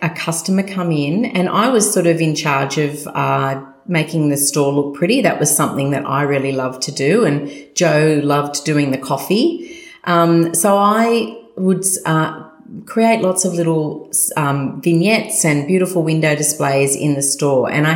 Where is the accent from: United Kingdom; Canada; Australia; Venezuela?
Australia; Sydney, New South Wales; I was born and raised in Sutherland Shire, the good old Shire, with my three sisters